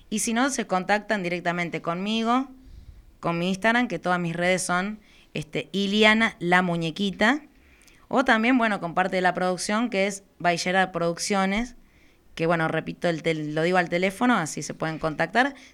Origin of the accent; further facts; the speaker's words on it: Zona Sur, Buenos Aires Province, Argentina; Somos de acá de Zona